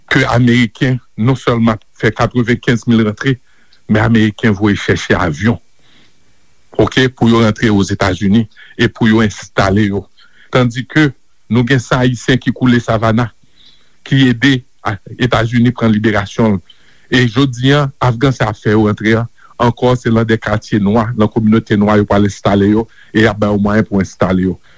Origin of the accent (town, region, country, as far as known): Haiti